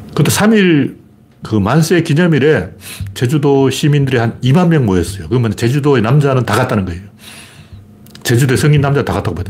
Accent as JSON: {"language": "Korean", "town": "Gyeongju", "region": "North Gyeongsang", "country": "South Korea", "tie": "born or raised there", "said": "제 고향 경주에서도 장난이 아니었어요."}